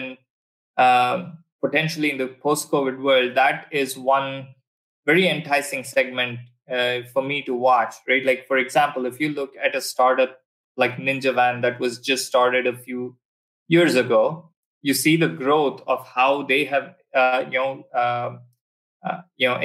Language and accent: English; Bangalore, Karnataka, India; moved away as an adult; also born or lived in Texas, United States; now in Singapore; my hometown, which you've had some fantastic driving experiences in Bangalore